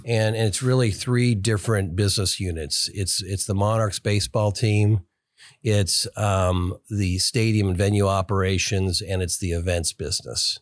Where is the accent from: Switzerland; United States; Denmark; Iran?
United States; Kansas City; I grew up here in Kansas City